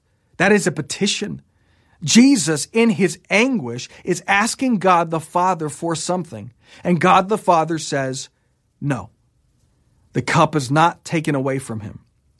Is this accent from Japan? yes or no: yes; Japan; I grew up in Japan and have seen many of these Shinto shrines where there's a rope attached to a bell